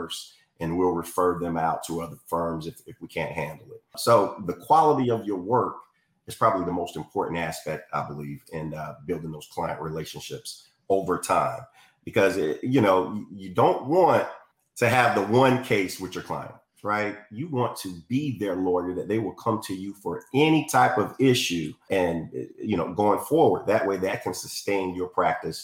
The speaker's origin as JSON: {"language": "English", "town": "Florence", "region": "South Carolina", "country": "United States", "tie": "born or raised there", "also_born_or_lived": "Hawaii", "said": "I'm from the area, born and raised here"}